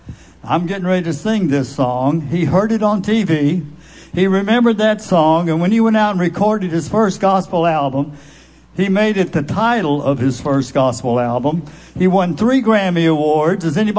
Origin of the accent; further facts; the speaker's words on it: Memphis, Tennessee, United States; Now, I was raised in Memphis